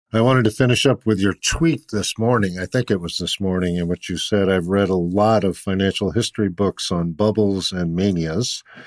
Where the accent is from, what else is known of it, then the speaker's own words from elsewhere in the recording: Boston, Massachusetts, United States; I grew up in Boston, and it's just transformed from my youth